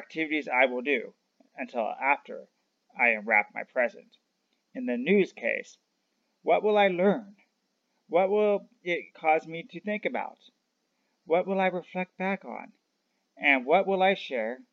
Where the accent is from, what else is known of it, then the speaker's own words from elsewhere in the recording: United States; I'm from America